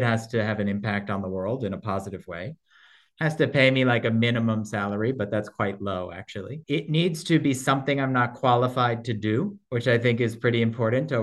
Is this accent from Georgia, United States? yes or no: no; New Jersey, United States; accent: Brooklyn; also born or lived in New York City, New York; Born in New York, but grew up in New Jersey